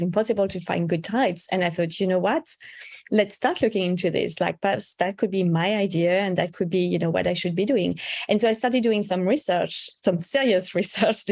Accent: France; now in United States; I was actually born and raised in France

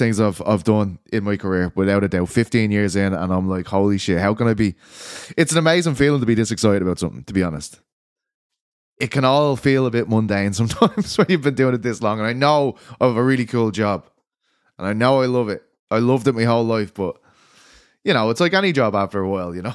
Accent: Ireland; I'm Irish

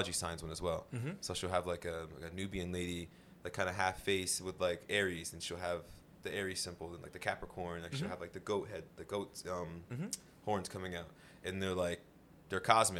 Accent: Virginia, United States

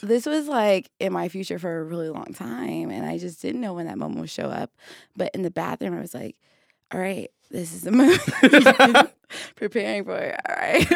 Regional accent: Detroit, Michigan, United States; I am also from Detroit

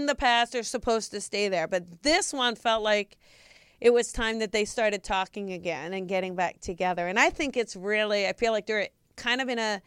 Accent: New Jersey, United States; I grew up in New Jersey

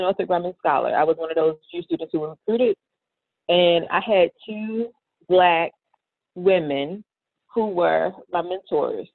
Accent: Baltimore, Maryland, United States; moved away as an adult; now in Atlanta, United States; born and raised in Baltimore City

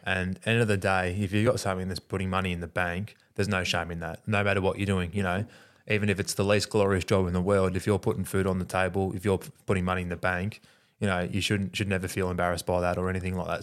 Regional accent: Australia; us being Australian

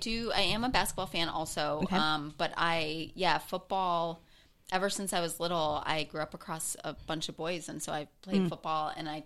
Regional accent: Detroit, Michigan, United States; now in Los Angeles, United States; I'm from Detroit

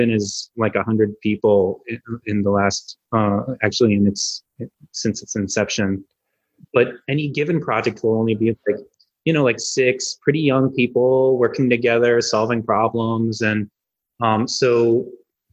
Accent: Bloomfield Hills, Michigan, United States; moved away as an adult; also born or lived in Los Angeles; I grew up outside of Detroit in a place called Bloomfield Hills, about 40 minutes outside the city

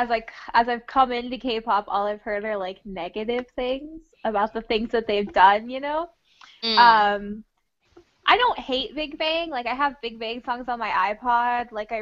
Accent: Arizona, United States; I'm from Arizona. Born and raised.

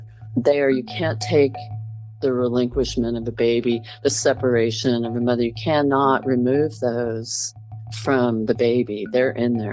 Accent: Montreal, Quebec, Canada; I was born in Montreal, Canada, and it was a closed private adoption

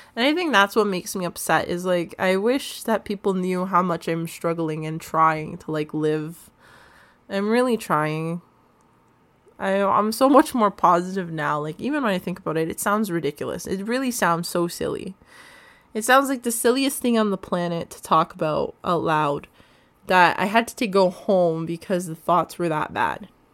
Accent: Canada; through foster homes, learning about my Canadian identity, what it is to be a Canadian

